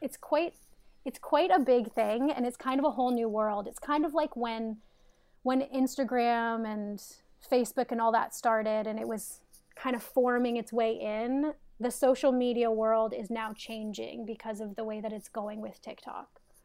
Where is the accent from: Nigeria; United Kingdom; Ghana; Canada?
Canada; moved away as an adult; also born or lived in Toronto; now in United States; I'm in the United States now, but I'm Canadian.